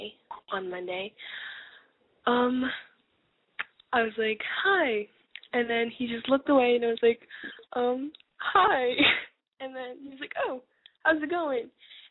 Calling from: San Francisco, California, United States; San Francisco.

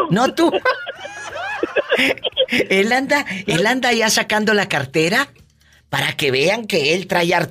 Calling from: La Cuata, Nayarit, Mexico; Eh, estoy aquí en La Cuata, Nayarit.

